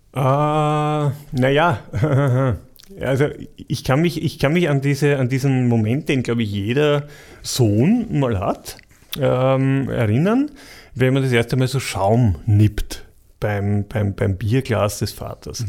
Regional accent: Vienna, Austria; moved away as an adult; ich bin ein Wiener, habe ich eh gesagt, ich bin in Kaisermühl aufgewachsen.

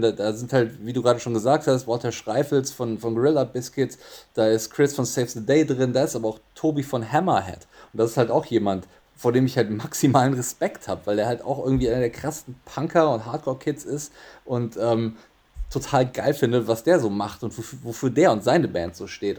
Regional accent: Bonn, North Rhine-Westphalia, Germany; moved away as an adult; also born or lived in Frankfurt; now in Cologne, Germany; ich komme aus Bonn und Bonn war ja damals Regierungssitz, Hauptstadt

